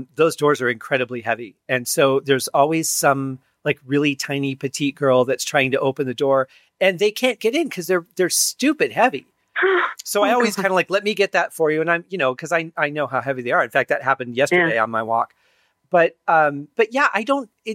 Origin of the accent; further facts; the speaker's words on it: Detroit, Michigan, United States; I grew up in Detroit, you know, just outside of the city.